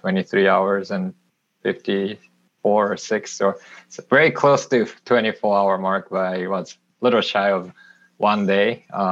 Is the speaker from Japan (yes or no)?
yes; Japan; English is a second language; moved away as an adult; now in Austin, United States; I'm originally from Japan, but right now I'm located in Austin, Texas for the last 5 years or so.